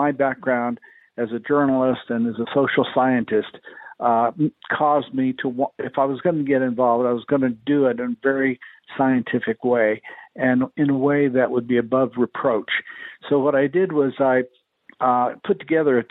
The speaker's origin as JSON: {"language": "English", "town": "El Paso", "region": "Texas", "country": "United States", "tie": "born or raised there"}